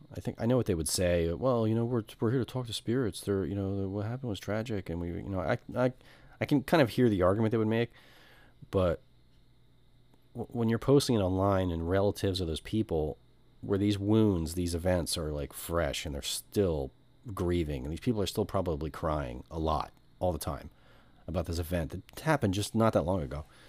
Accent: United States; I'm American middle class

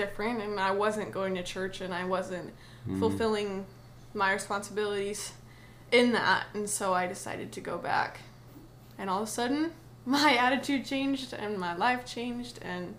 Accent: Idaho, United States; also born or lived in Pennsylvania / Indiana; I was born in Pennsylvania, actually. And then I moved to Indiana till I was about 12 and moved to Idaho and have been there kind of ever since.

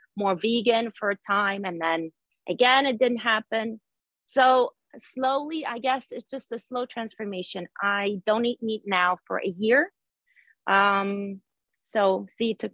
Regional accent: Ukraine; now in New Jersey, United States; I live in New Jersey. Originally, I'm from Ukraine

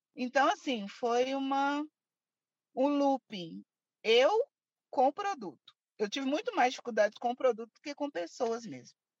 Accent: Belo Horizonte, Minas Gerais, Brazil; Eu nasci e cresci aqui em Belo Horizonte mesmo, Minas Gerais

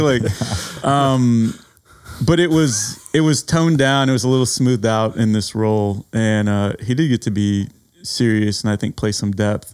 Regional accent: San Antonio, Texas, United States; as a native Texan

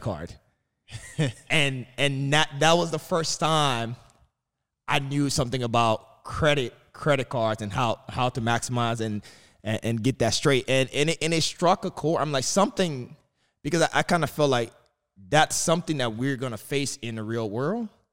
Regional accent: New York City, New York, United States; growing up in Brooklyn

